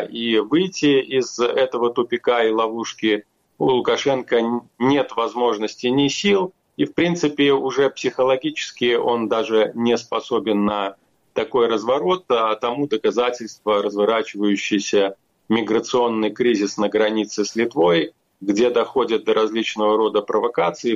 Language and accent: Russian; Belarus; в нашей стране